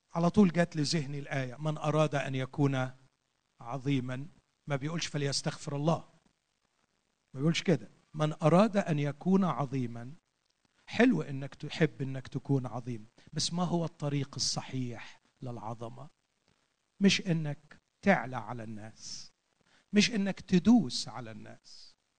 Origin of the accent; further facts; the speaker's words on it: Egypt; عندنا في مصر